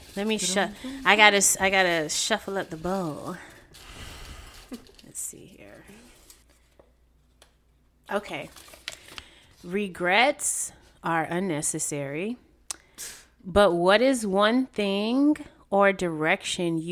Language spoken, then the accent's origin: English; Raleigh, North Carolina, United States; moved away as an adult; now in New York, United States; I was born in New York, but I was raised in Raleigh, North Carolina, and I moved to New York in 2012